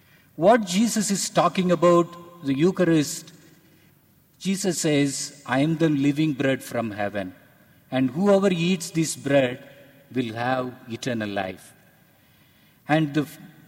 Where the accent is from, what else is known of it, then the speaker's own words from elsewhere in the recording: Tamil culture, Tamil Nadu, India; I am from India, and I from a Tamil culture